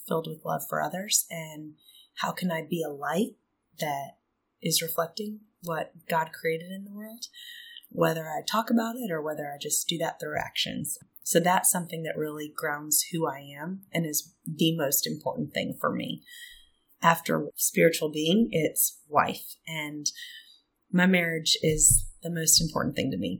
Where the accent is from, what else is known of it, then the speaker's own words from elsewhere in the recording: South Dakota and Minnesota, Midwest, United States; moved away; also born or lived in Auburn, Alabama / Atlanta, Georgia; I'm originally from the Midwest. I grew up in South Dakota and Minnesota, but I've been in the South since 2002.